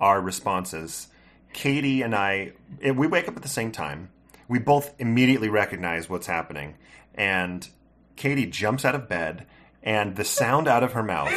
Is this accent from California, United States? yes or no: yes; California, United States; moved away; I grew up in California